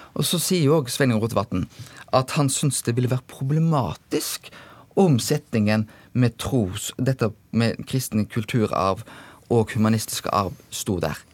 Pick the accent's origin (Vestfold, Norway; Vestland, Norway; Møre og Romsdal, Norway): Vestland, Norway; Bømlo; jeg kommer sjøl fra Bømlo